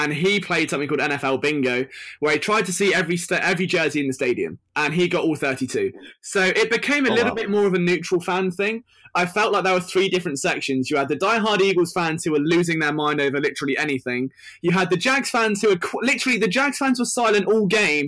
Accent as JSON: {"language": "English", "country": "United Kingdom", "said": "I'm British"}